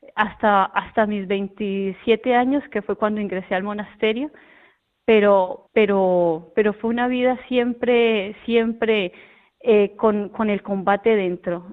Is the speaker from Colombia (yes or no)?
yes; Colombia; now in El Puerto de Santa María, Spain; nosotros somos de Colombia, de muy cerca de la capital, de Bogotá, que se llama un, pueblito, eh, que se llama Huaté